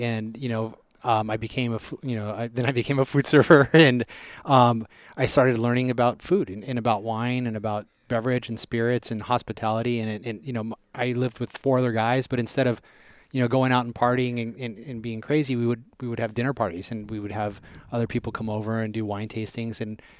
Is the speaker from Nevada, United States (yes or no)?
yes; Las Vegas, Nevada, United States; also born or lived in Southern California; I grew up in Vegas. I was born in Southern Cal.